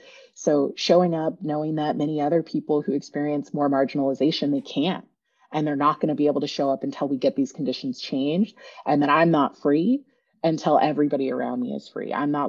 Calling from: Oakland, California, United States; I am zooming in from Ohlone territory in the East Bay, Oakland, Berkeley area

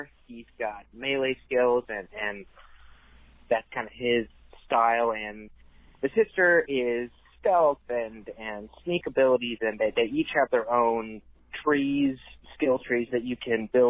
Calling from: Tennessee, United States; calling from Tennessee.

